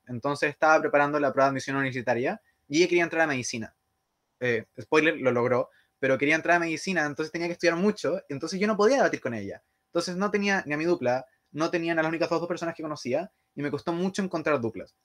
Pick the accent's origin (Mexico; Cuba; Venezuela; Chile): Chile; Santiago, Santiago Metropolitan Region; Yo soy de Santiago